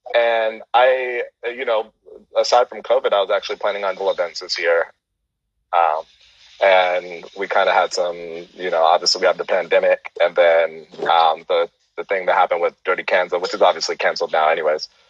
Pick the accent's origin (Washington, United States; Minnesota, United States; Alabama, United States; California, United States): California, United States; San Francisco Bay Area; moved away as an adult; also born or lived in Miami / Houston, Texas; I moved back home